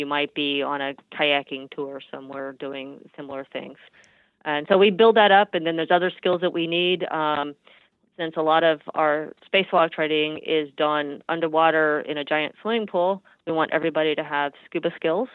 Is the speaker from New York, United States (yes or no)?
no; Houston, Texas, United States; growing up in Houston, we have no mountains. It's perfectly flat here.